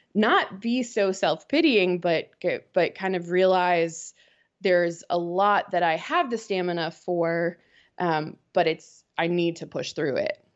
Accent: outside of Boston, Massachusetts, United States; moved away as an adult; now in Winston-Salem, United States; I grew up outside of Boston and, um, moved down to North Carolina when Wake Forest offered me the job

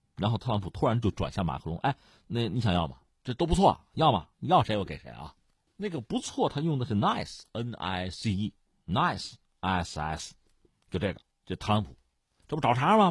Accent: China; 我们中国人

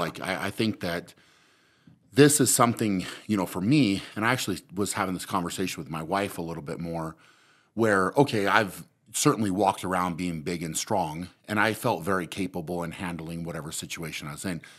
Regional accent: Fort Lupton, Colorado, United States; I grew up in Fort Lupton

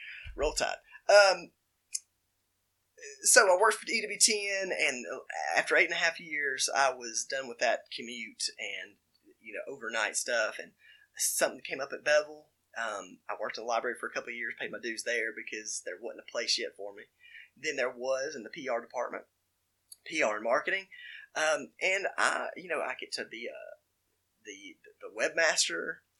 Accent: Alabama, United States; I grew up Catholic in Walker County, which is weird to say the least

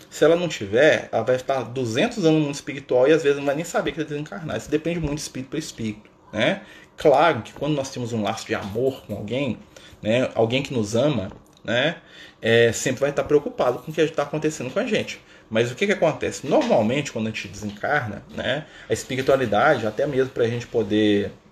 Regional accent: Contagem, Minas Gerais, Brazil; Eu sou de Minas, sou aqui, ó, Contagem, Minas Gerais. Né? Pertinho aqui de BH, aqui, pão de queijo, tudo mais, né?

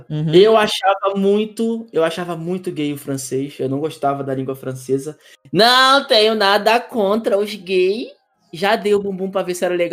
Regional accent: Rio de Janeiro, Brazil; porque eu sou do Rio, tá?

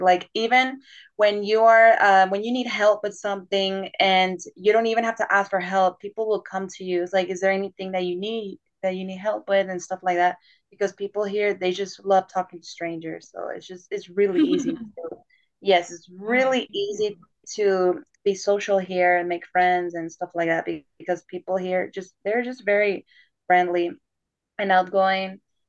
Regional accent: Panama; moved away as an adult; now in Spain; First, what happened is that I applied for my country. I'm from Panama. So I applied when I was in Panama last year.

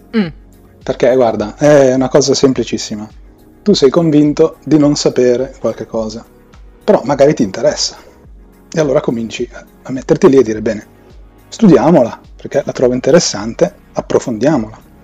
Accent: Milan, Lombardy, Italy; Sono un tizio normalissimo di Milano che ha superato i 30

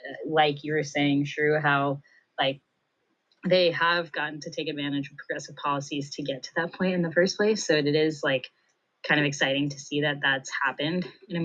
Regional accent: United States; as Indian Americans. So yeah, it's definitely very confusing being an Indian American

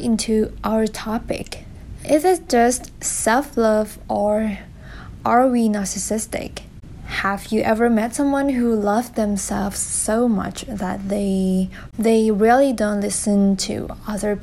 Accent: Thailand; English is a second language; I am Thai from Thailand. As you can tell from my accent, it's kind of weird. But never mind. And English is also my second language.

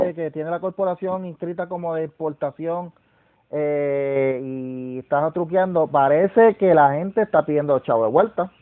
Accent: Puerto Rico; nosotros mismos puertorriqueños

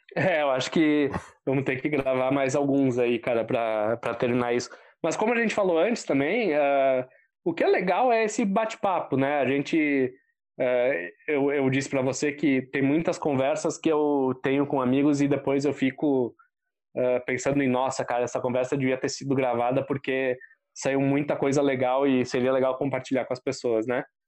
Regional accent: Bento Gonçalves, Rio Grande do Sul, Brazil; cenário onde eu fui criado, que é em Bento Gonçalves

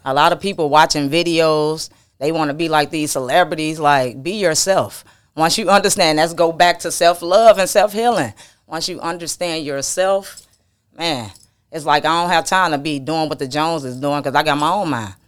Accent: the South, United States; I'm from the South

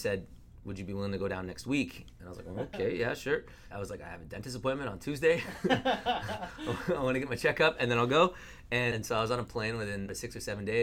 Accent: Vancouver, British Columbia, Canada; also born or lived in Ottawa; I was born in Ottawa, and the whole family moved back to Vancouver. So I've been here a long time

